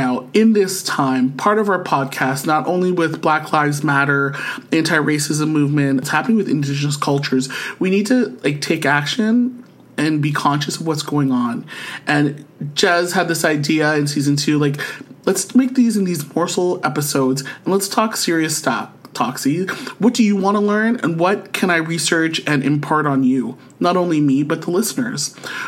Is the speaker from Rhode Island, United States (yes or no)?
yes; Rhode Island, United States; And I listened to your thing and I'm from Rhode Island.